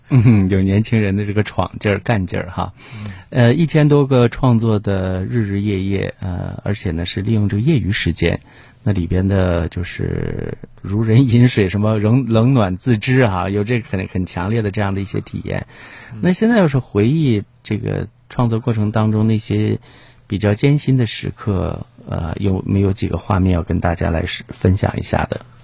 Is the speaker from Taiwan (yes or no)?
no; Jiaodong, Shandong, China; 咱们胶东人，我们山东人这个就是自古以来的就是尊师重师教育